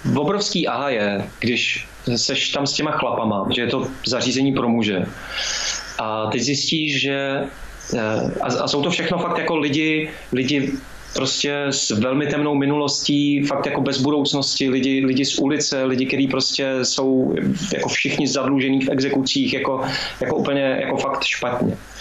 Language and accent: Czech; Lanškroun, Pardubice Region, Czechia; já jsem z Lančkrovna